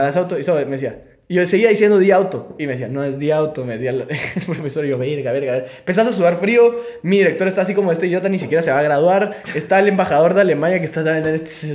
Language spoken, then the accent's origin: Spanish; Guatemala; como guatemaltecos